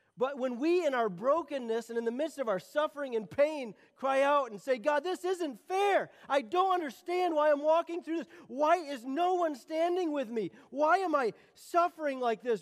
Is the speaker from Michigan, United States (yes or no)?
yes; Michigan, United States; I'm from Michigan. I live in Michigan, and we don't have these things called mountains